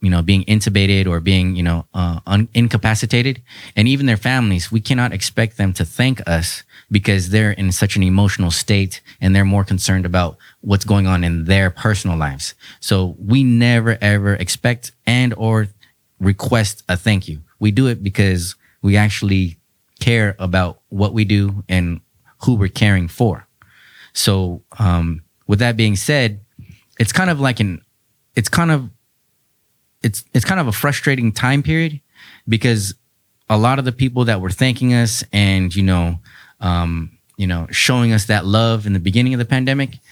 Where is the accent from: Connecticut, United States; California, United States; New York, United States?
California, United States; San Diego; also born or lived in Chula Vista / North Park; I'm born and raised in San Diego